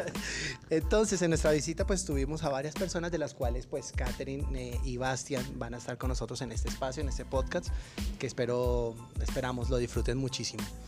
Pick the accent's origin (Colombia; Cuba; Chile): Colombia; una manera de despedirnos en Colombia